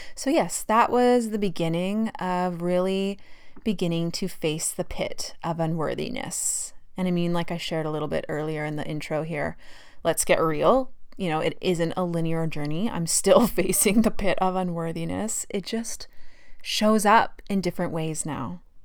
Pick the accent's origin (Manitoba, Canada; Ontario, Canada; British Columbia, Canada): British Columbia, Canada; Fort St. John; moved away as an adult; also born or lived in Calgary, Alberta / Australia; I grew up in Fort St. John, pretty normal childhood.